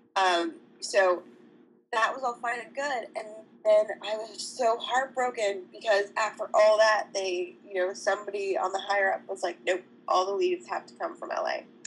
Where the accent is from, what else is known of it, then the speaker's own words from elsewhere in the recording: Canada; moved away as an adult; also born or lived in Ohio; I'm Canadian, so it's not college, it's university